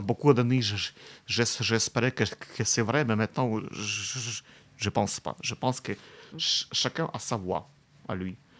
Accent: Kamianske, Dnipropetrovsk Oblast, Ukraine; J'aime beaucoup ma ville natale

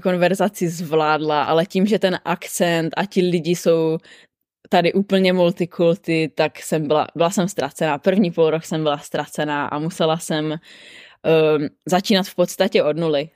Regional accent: Czechia; moved away as an adult; now in Sydney, Australia; my Češi

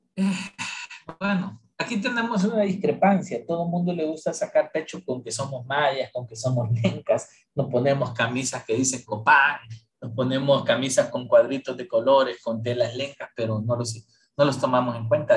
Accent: Honduras; los hondureños somos una mezcla de todo

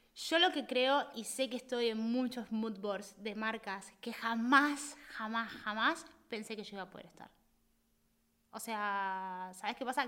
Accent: Argentina; also born or lived in Spain; now in Barcelona, Spain; nosotros somos, el argentino es muy intenso.

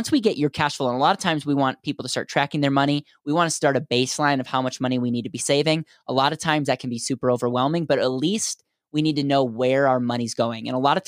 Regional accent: Wisconsin, United States; now in Denver, United States; So I'm in Denver, Colorado, and I grew up in Wisconsin.

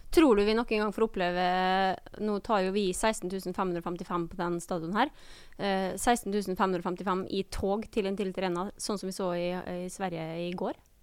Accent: Molde, Møre og Romsdal, Norway; accent: Molde dialect; Jeg er jo da frøkna med Molde-dialekt

